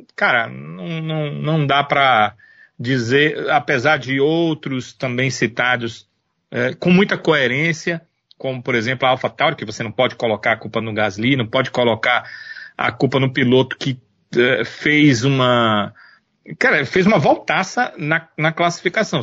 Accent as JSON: {"language": "Portuguese", "country": "Brazil", "said": "nós somos brasileiros"}